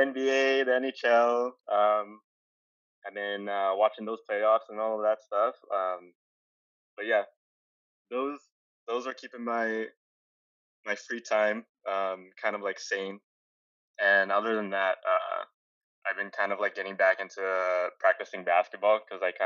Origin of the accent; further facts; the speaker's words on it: Calgary, Alberta, Canada; moved away; I'm originally from Calgary, Alberta, and back there, I studied graphic design